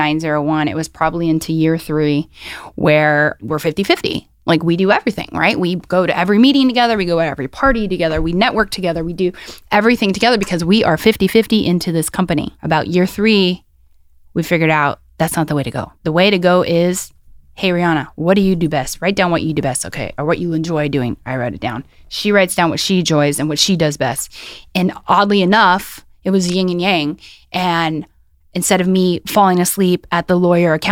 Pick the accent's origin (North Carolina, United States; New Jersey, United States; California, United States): California, United States; Oxnard; I grew up in Oxnard, California